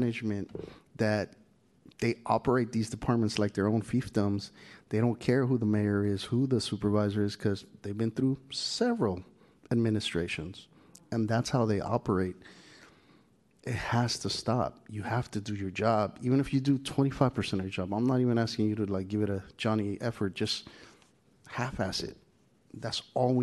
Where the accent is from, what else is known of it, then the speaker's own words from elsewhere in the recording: San Francisco, California, United States; I grew up in the Mission District. I grew up on 24th Street